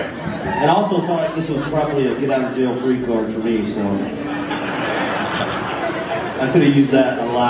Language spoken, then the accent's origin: English; Macon, Georgia, United States; I was born and raised in Macon, Georgia, my hometown.